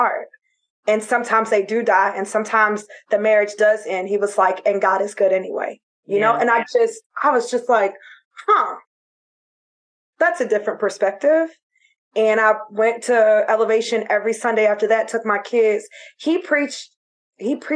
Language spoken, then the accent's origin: English; Florida, United States; moved away; I'm from Florida